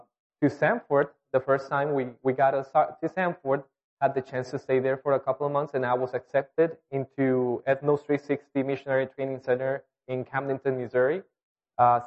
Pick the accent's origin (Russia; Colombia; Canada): Colombia; English is a second language; moved away as an adult; We were all born and raised in Colombia